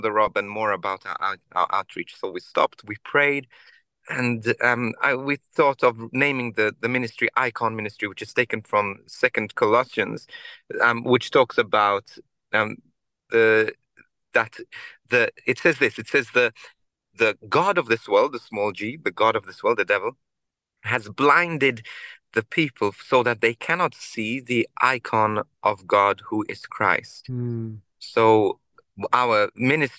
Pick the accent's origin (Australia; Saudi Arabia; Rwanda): Australia; I'm originally from Australia, so that's where I started off.